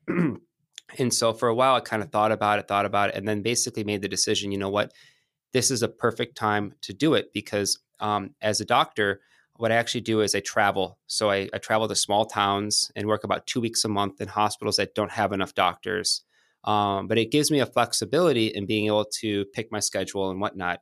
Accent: Michigan, United States; moved away as an adult; also born or lived in Santa Monica, California / San Diego, California; now in Manhattan, New York, United States; Moved to Michigan. My mom's side of the family's from outside Detroit. And, um, grew up there

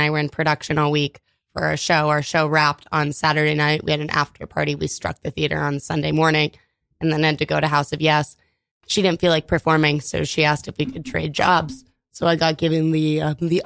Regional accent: California, United States; moved away; I'm from California originally

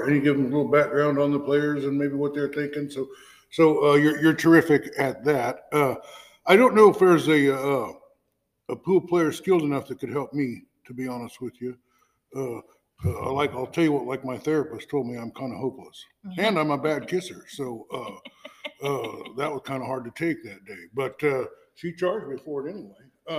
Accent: Fairfield, United States; I live in a town of 500, 13 miles. I grew up in Fairfield

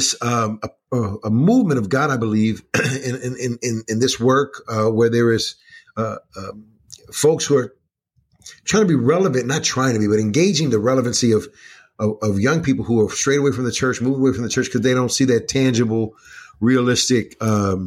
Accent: Kansas City, Missouri, United States; now in Chicago, United States; Born and raised in Kansas City, Missouri

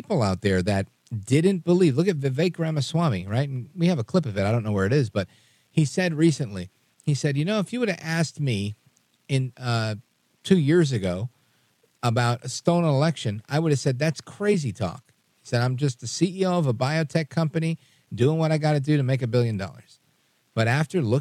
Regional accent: New York City, New York, United States; I'm a kid from Brooklyn

